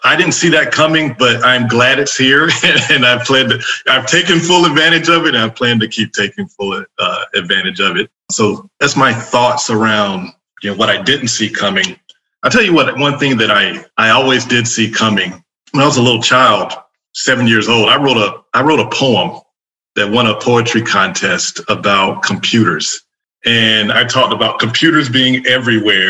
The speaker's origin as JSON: {"language": "English", "town": "Fayetteville", "region": "North Carolina", "country": "United States", "tie": "born or raised there", "also_born_or_lived": "Raleigh, North Carolina", "said": "I grew up in Fayetteville, North Carolina, and then came up here to go to NC State in Raleigh and ended up working for IBM and never left the area"}